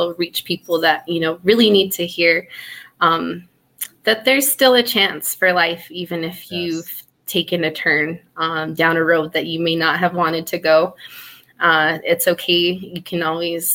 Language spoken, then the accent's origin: English; Laguna, New Mexico, United States; I'm from Pueblo of Laguna and have had a great, you know, upbringing there